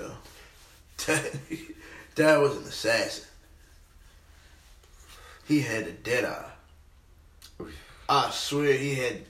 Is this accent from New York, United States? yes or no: yes; New York City, New York, United States; it's Brooklyn. That's where I'm from.